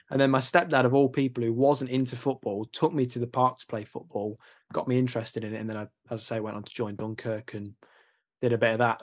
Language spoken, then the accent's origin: English; Nottingham, East Midlands, United Kingdom; I'm from Nottingham